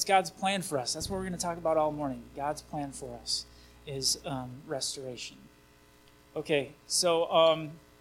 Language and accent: English; Vicksburg, Michigan, United States; I grew up in Vicksburg, just that way a little bit.